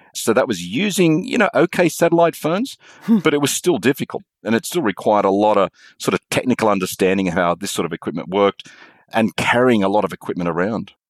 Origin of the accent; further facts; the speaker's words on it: Australia; moved away as an adult; also born or lived in Indonesia; I'm Australian